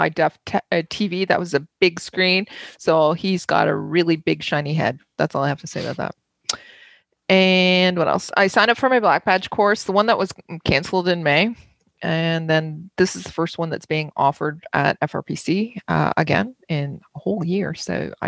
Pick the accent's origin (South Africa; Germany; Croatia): Germany; I was born in Germany